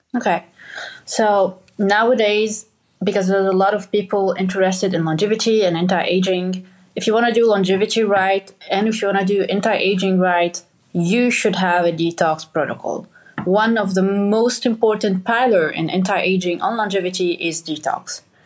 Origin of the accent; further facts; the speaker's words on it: Lebanon; moved away; I grew up in Lebanon and like I grew up in a village with my dad